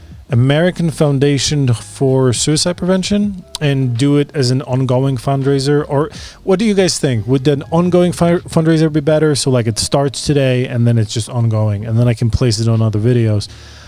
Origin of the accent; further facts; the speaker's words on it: China; I'm from China.